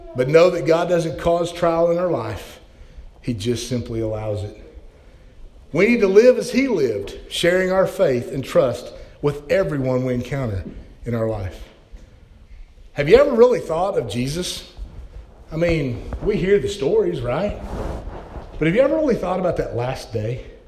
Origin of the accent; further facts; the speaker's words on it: Oklahoma, United States; moved away; also born or lived in Colorado; I'm from Oklahoma. I mean, when it snows, we're out of school, right?